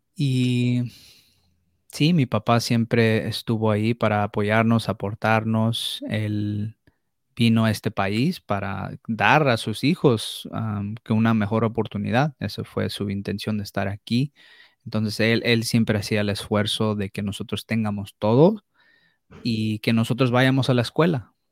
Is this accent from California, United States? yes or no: yes; Los Angeles, California, United States; also born or lived in Mexico; yo nací en Los Ángeles, California